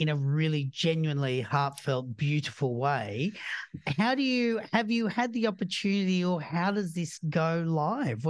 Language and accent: English; Australia; I'm Australian